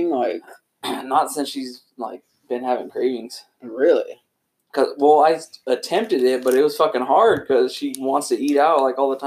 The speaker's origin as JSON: {"language": "English", "region": "Texas", "country": "United States"}